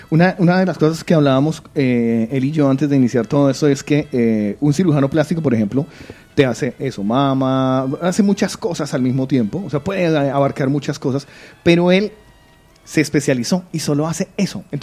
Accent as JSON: {"language": "Spanish", "town": "Bucaramanga", "region": "Santander", "country": "Colombia", "said": "Yo soy de Bucaramanga."}